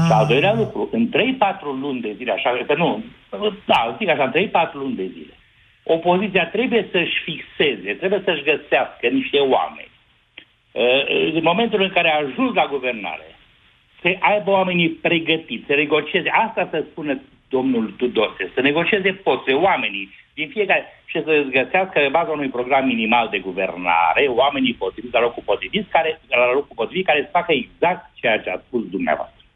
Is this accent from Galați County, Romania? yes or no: no; Jiu Valley, Hunedoara County, Romania; Eu sunt din Valea Jiului, sunt inginer